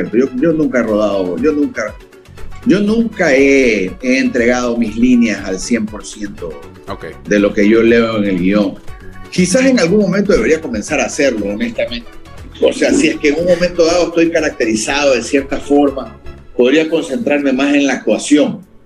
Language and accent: Spanish; the Ecuadorian coast, Ecuador; somos costeños